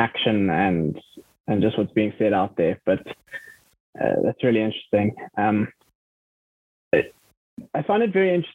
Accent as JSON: {"language": "English", "country": "South Africa", "said": "I'm from South Africa"}